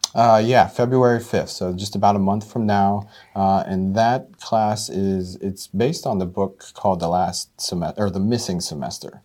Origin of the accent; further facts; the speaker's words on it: Mercer County, Pennsylvania, United States; also born or lived in Butler County, Pennsylvania; now in Butler, United States; I'm originally from Mercer County